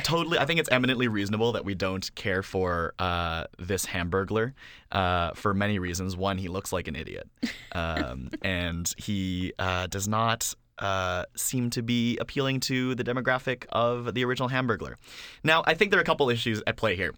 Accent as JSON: {"language": "English", "country": "Canada", "said": "as a Canadian"}